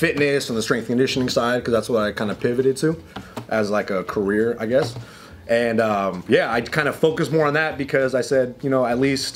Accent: Pasadena, California, United States; I grew up in Pasadena

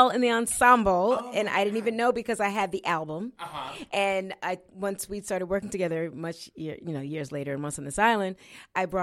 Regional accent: Florida, United States; born there; I grew up. I was born in Florida, and uh, my parents were. My dad was in the military.

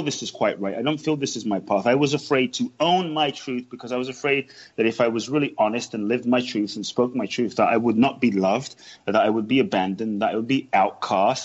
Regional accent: London, United Kingdom; born or raised there; also born or lived in Ghana

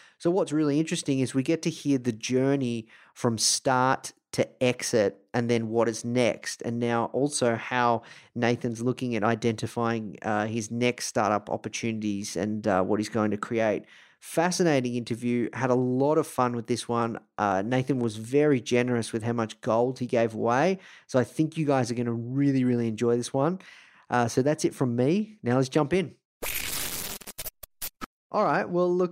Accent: Melbourne, Victoria, Australia; coming to you from Melbourne, Australia, live, repping my hometown

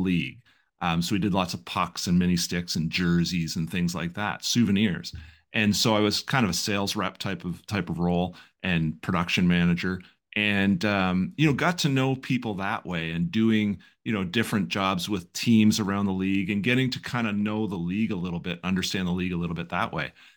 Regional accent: Belleville, Ontario, Canada; I grew up here in Belleville.

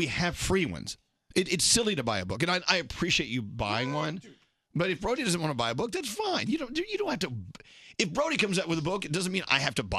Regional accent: Dallas, Texas, United States; I'm from Dallas.

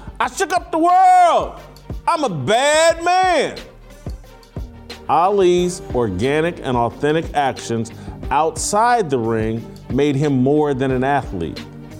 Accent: Indianapolis, Indiana, United States; now in Nashville, United States; I live here in Nashville. I grew up in Indianapolis.

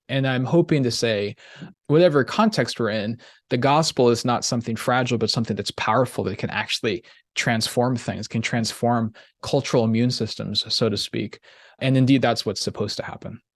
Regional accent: Kansas City, Missouri, United States; I grew up in the Midwest in Kansas City

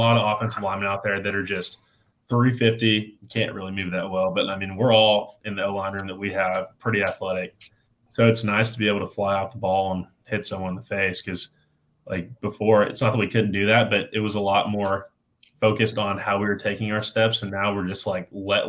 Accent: Houston, Texas, United States; I'm from Houston, so we went to the Houston Rodeo. It's the biggest rodeo in the world.

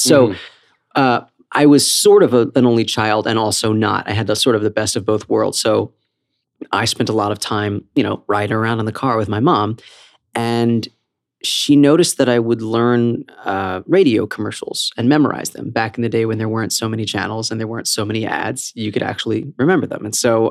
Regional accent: Philadelphia, Pennsylvania, United States; I was born at Einstein Hospital in Philadelphia.

